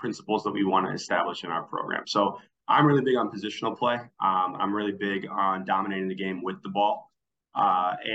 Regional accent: Twin Cities, Minnesota, United States; now in Winona, United States; I'm from the Twin Cities area

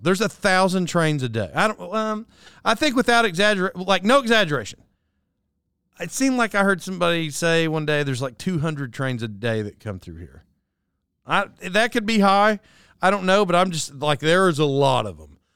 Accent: Locust Grove, Oklahoma, United States; moved away; I grew up in Locust Grove

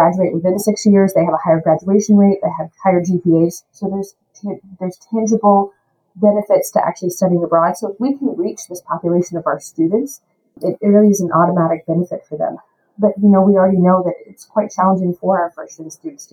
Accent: Louisiana, United States; also born or lived in Austin, Texas; now in Houston, United States; I'm from Louisiana

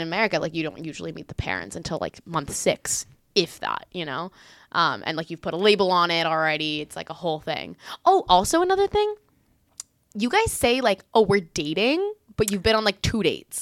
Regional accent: Miami, Florida, United States; moved away as an adult; now in Israel; I was born in Israel, but I moved out of here when I was five years old, grew up in the greater Miami area, and then now I moved back here as of late.

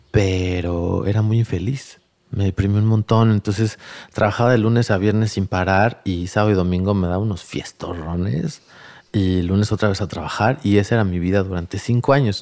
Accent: Tlalnepantla, State of Mexico, Mexico; also born or lived in San Agustinillo, Oaxaca; crecí en Valle Dorado, en Tlalnepantla, en la periferia

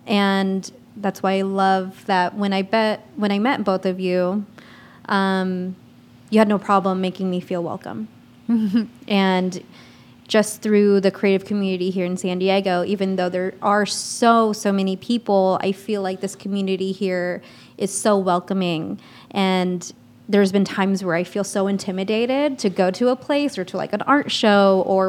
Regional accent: Philippines; I don't look Filipino. I'm full Filipino.

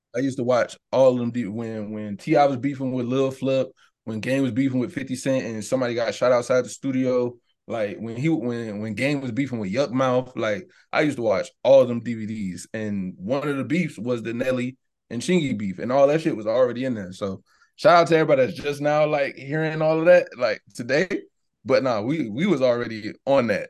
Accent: Savannah, Georgia, United States; I'm from the South

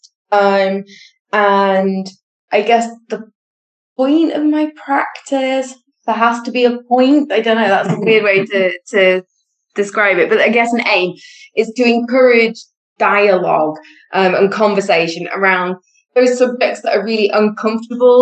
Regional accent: United Kingdom; now in Spain; we are British citizens, but living in Spain

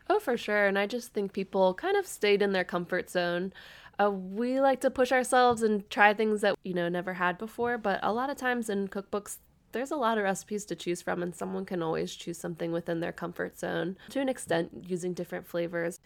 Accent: Northern Kentucky, United States; moved away as an adult; now in Louisville, United States; I'm originally from the Northern Kentucky area

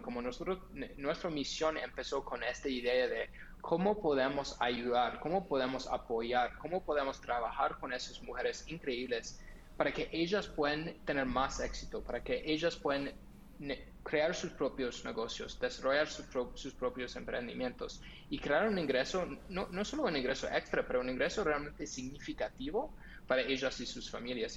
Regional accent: Los Angeles, California, United States; Spanish is a second language; moved away as an adult; also born or lived in Netherlands; No soy de Colombia, eh, soy de los Estados Unidos, de Los Ángeles, de California. Um, nací ahí

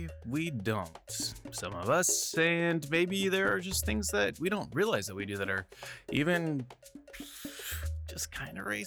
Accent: Midwest, United States; I'm a white dude, and I'm from the Midwest

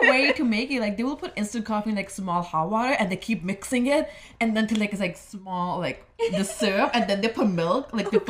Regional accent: Punjab, India; moved away; I'm from Punjab.

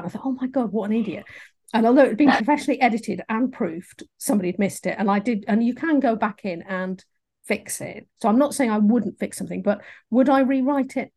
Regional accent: England, United Kingdom; accent: English; my English accent

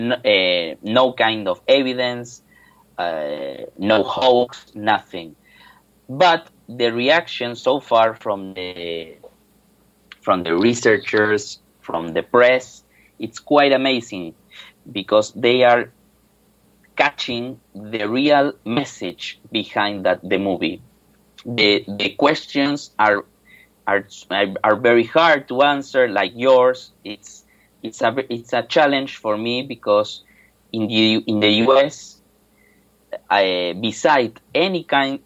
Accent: Buenos Aires, Argentina; moved away as an adult; now in Seville, Spain; I'm from Buenos Aires, Argentina

